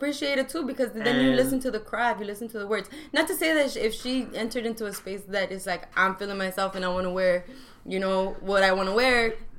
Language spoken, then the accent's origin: English; El Paso, Texas, United States; I'm from El Paso, Texas, so I didn't grow up either, you know, East